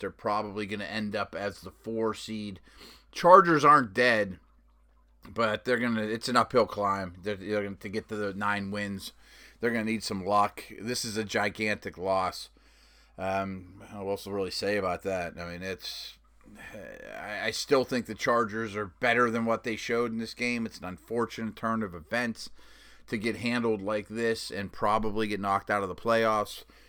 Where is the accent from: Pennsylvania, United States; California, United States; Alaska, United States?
Pennsylvania, United States; Pittsburgh; my hometown of Pittsburgh